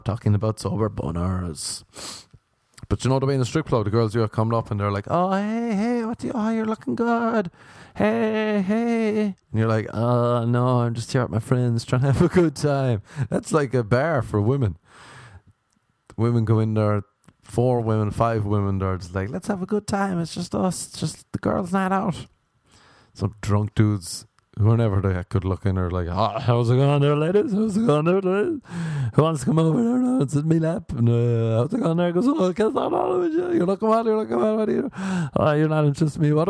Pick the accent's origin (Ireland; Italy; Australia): Ireland; moved away as an adult; now in United States